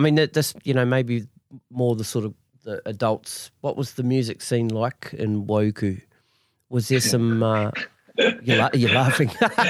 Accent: Masterton, Wellington, New Zealand; moved away; Yeah, see, I'm from Masterton

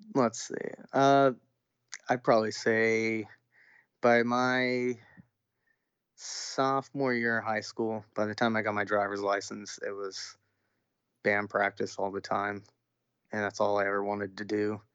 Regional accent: Orange County, California, United States; growing up in Orange County, California

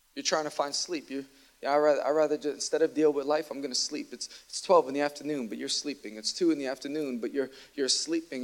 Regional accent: New York City, New York, United States; I'm from Queens

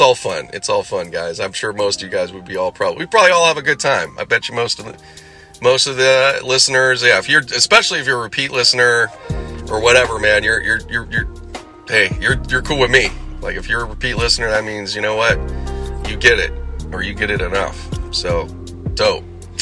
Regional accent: Los Angeles, California, United States; The Sunland area, which is my hometown, like my OG hometown

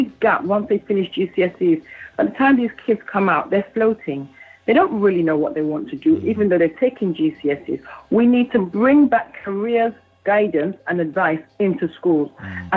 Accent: London, United Kingdom; I grew up in East London

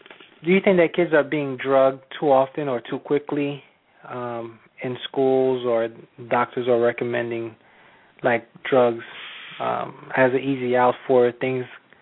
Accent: Haiti; Well, I'm Haitian. I was born in Haiti

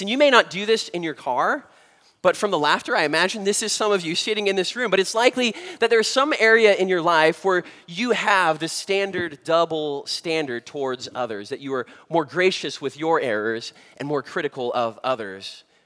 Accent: Southern California, United States; having been born and raised in Southern California

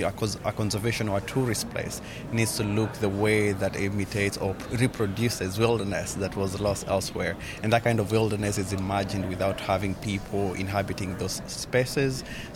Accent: Kenya; moved away; I come from Kenya.

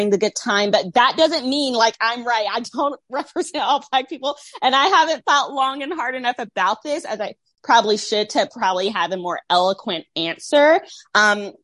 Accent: Tampa, Florida, United States; also born or lived in the Bible Belt; I'm from Tampa at the Tampa show. It's kind of diverse in Florida

